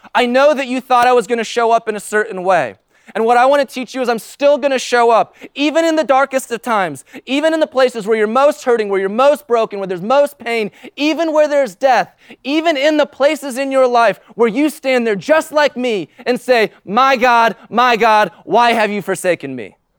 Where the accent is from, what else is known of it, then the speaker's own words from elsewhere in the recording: United States; as an American in two thousand nineteen